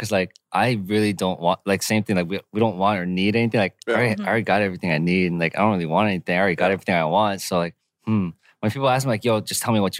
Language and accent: English; Sydney, New South Wales, Australia; I'm from Sydney.